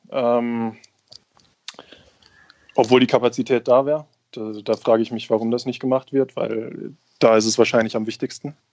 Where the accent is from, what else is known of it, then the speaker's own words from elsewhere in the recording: Bochum, North Rhine-Westphalia, Germany; Ähm, in der Stadt leben, leben alle meine Freunde, meine Familie lebt da. Ähm, ich bin mit dem, mit, dem, mit dem Fußballclub aufgewachsen. Ich war das erste Mal im Stadion, als ich vier Jahre alt war.